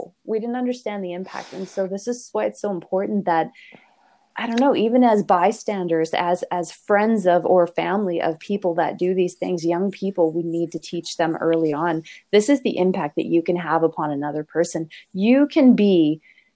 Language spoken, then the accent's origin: English; Canada; we're very Canadian at this point